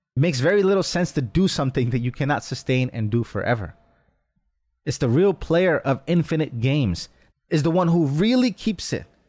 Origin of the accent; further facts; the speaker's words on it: New York, United States; Growing up in New York, a short drive from Atlantic City casino trips